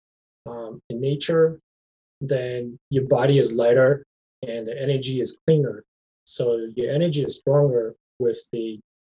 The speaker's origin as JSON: {"language": "English", "region": "Rhode Island", "country": "United States", "tie": "born or raised there", "moved": "as an adult", "lives_now": "Minnesota, United States", "said": "I went to church growing up in Rhode Island"}